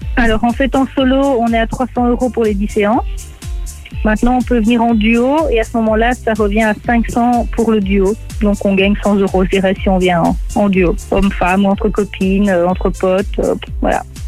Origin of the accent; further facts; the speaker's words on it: Nivelles, Wallonia, Belgium; j'ai grandi à Nivelles